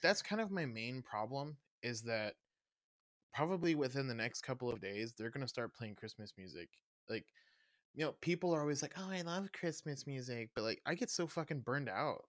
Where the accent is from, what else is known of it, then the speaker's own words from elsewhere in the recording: the Bible Belt, the South, United States; moved away; also born or lived in Kansas City; growing up in the Bible Belt